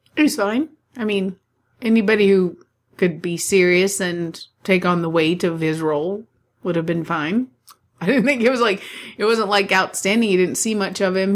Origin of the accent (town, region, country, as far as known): United States